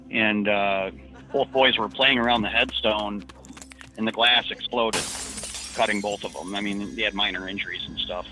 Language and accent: English; Detroit, Michigan, United States; I'm from the Detroit area originally.